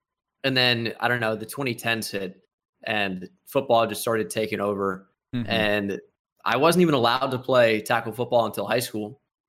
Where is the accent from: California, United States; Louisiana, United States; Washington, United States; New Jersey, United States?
New Jersey, United States; I was Yankees obsessed growing up in New Jersey, you know, less than an hour away from Yankee Stadium.